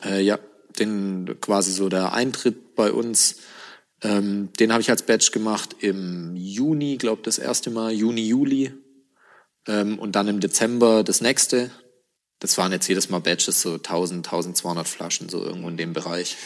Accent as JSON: {"language": "German", "country": "Germany", "said": "als Deutscher in Panama die Distille hochzuziehen"}